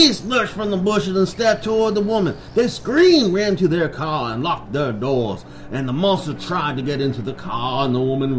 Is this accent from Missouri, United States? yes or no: yes; Missouri, United States; I'm from Missouri myself, and I even have a hard time with this.